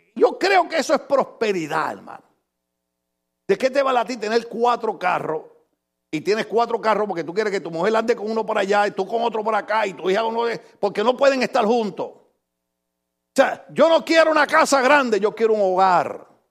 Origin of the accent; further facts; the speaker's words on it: Puerto Rico; moved away; allá en mi país, en Puerto Rico